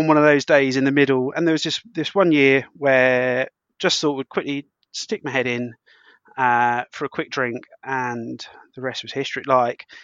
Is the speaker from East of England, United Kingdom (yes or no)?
yes; St Albans, East of England, United Kingdom; I've lived in St Albans all my life, so 27 years of it.